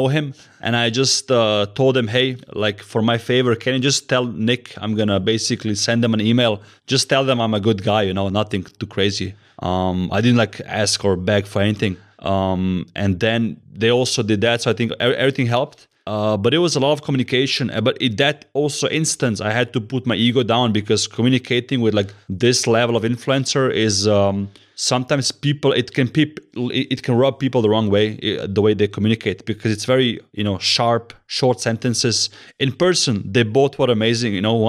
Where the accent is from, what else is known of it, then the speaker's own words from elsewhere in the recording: Zurich, Switzerland; English is a second language; So he's Swiss and I'm Swiss watch gang, and I'm from Zurich, you know. I'm a incognito Swiss, you know.